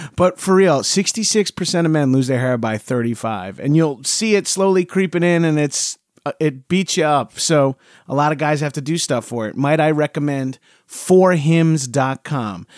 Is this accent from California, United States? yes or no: no; Long Island, New York, United States; growing up in New York and Long Island